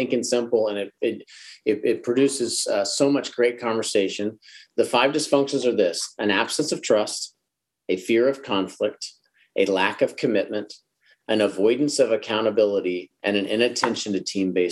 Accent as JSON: {"language": "English", "town": "Dallas", "region": "Texas", "country": "United States", "said": "I'm from Dallas"}